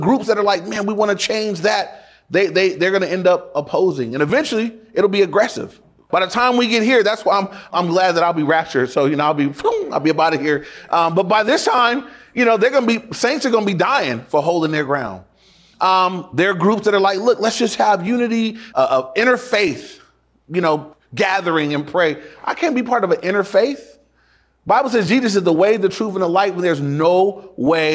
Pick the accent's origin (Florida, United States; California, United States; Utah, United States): California, United States; Inglewood; When I went to my dad's house for the weekend, that was in Inglewood too